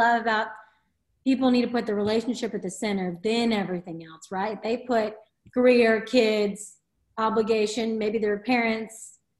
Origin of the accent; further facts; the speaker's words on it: the South, United States; I'm from the South